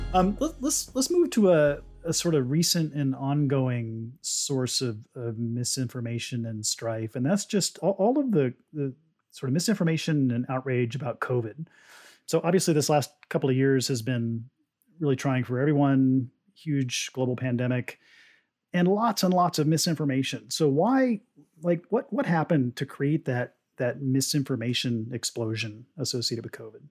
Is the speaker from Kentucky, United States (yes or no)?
no; Oklahoma, United States; I, I grew up in Oklahoma, uh, in a town that was detached from Oklahoma City at the time